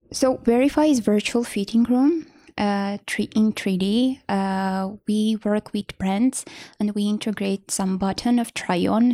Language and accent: English; Vanadzor, Lori, Armenia; I grew up in Vonador